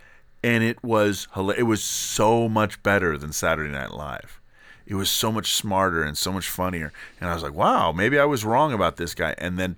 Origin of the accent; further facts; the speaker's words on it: England, United Kingdom; You know, I know because as all English people know each other.